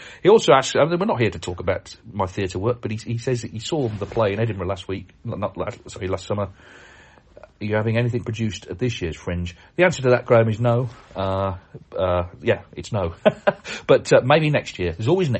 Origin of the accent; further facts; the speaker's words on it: Canada; I'm from Canada and I'm planning to attend the World Championship next year, 2024.